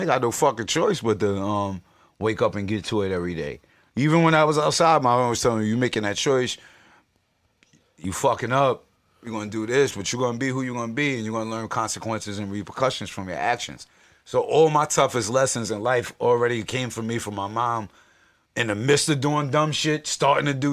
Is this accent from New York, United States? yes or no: yes; Yonkers, New York, United States; I'm from South Side of Yonkers, New York